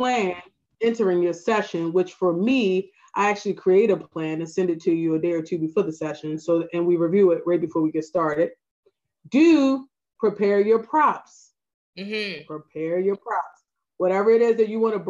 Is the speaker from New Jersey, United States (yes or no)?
no; Baltimore, Maryland, United States; accent: Baltimore; my Baltimore accent